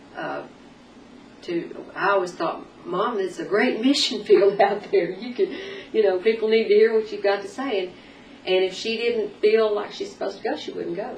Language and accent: English; Arkansas, United States; also born or lived in North Texas / Nashville, Tennessee; now in Tennessee, United States; I'm originally from North Texas, mm-hmm. but uh, lived most of my growing up years in Arkansas